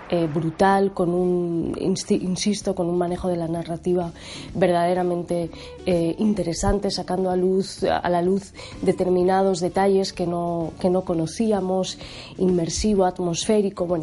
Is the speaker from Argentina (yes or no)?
no; Peru; soy peruana, soy escritora, tengo una hija y un bebé